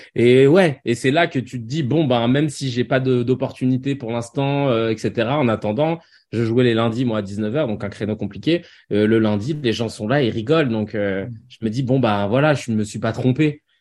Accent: Paris, Île-de-France, France; j'ai grandi à Paris

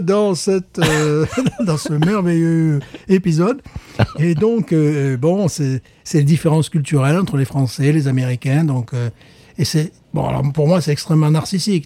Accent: France; now in United States; Je suis un Français qui vit aux États-Unis

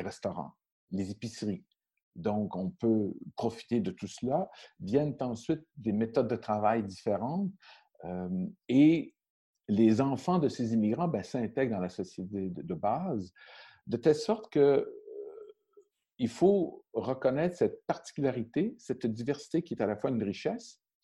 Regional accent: Montreal, Quebec, Canada; j'ai été élevé à Montréal

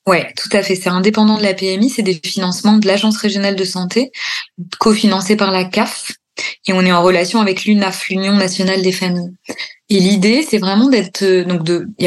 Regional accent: Normandy, France; born there; moved away as an adult; also born or lived in Paris; parce que je suis née en Normandie, j'ai bossé 10 ans à Paris, puis après, je suis partie en Bourgogne.

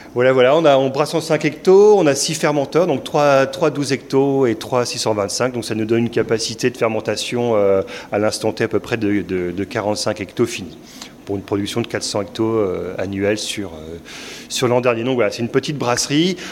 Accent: Lille, Hauts-de-France, France; moved away as an adult; now in Carvin, France; nous, on n'est pas de Carvin, sinon on, on vient de Lille

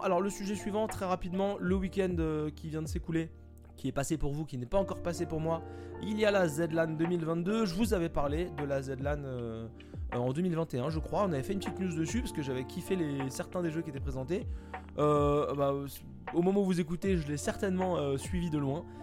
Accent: France; Moi je suis français

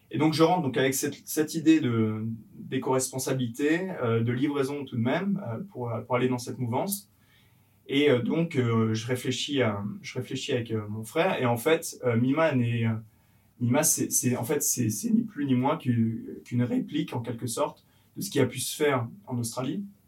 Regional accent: a small village in Yvelines, Île-de-France, France; je suis originaire de d'Avron, c'est un petit village perdu au milieu des Yvelines où j'ai grandi avec, euh, avec donc, euh, ma famille

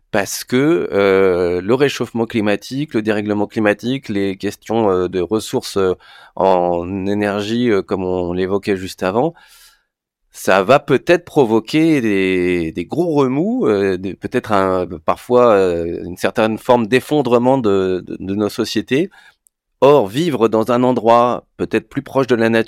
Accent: Paris, Île-de-France, France; comme je suis parisien, avant que les pommes de terre arrivent, dans mon frigo

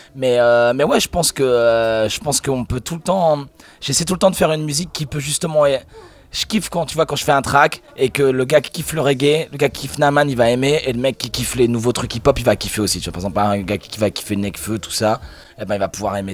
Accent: Normandy, France; Je suis normand

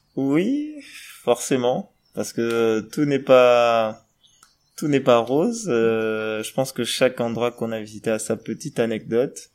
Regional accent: Gabon; je suis gabonais

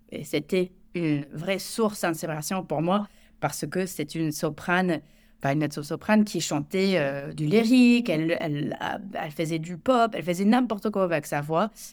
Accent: United States; French is a second language; moved away as an adult; now in France; je suis américaine, ça fait, euh, bientôt quatorze ans que je vis en France

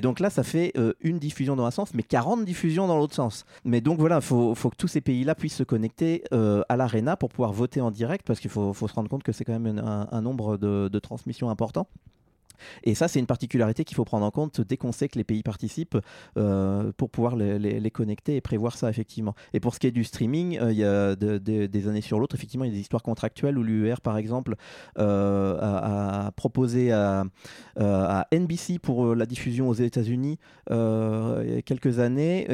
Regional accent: Normandy, France; moved away as an adult; also born or lived in Paris, France; now in Geneva, Switzerland; je suis un Normand d'origine, donc je suis français, né en Normandie

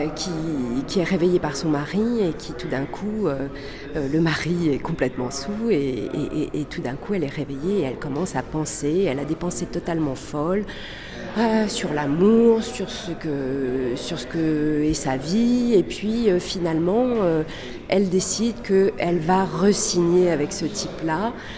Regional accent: France; also born or lived in Chile; Je suis née au Chili, d'une famille chilienne. Euh, et j'ai grandi en France.

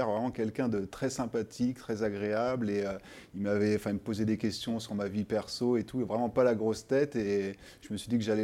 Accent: France; pour nous, en tant que Français

